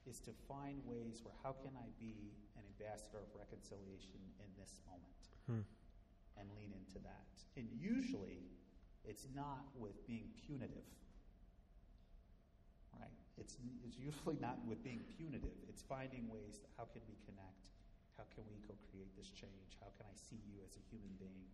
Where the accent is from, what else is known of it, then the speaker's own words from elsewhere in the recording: Midwest, United States; growing up in the Midwest in a predominantly white community